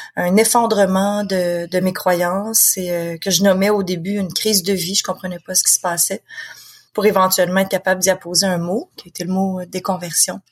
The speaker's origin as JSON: {"language": "French", "region": "Quebec", "country": "Canada", "accent": "Québécois", "said": "je suis quelqu'un qui vit au Québec. De toute façon, on l'entend très bien avec mon accent"}